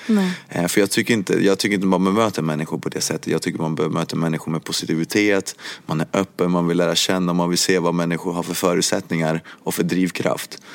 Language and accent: Swedish; Sweden; also born or lived in Cuba; jag kom till Sverige när jag var åtta år gammal